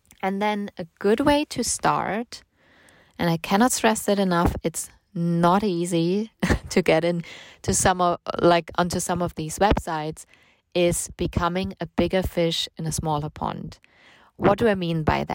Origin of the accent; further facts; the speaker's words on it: Germany; I'm from Germany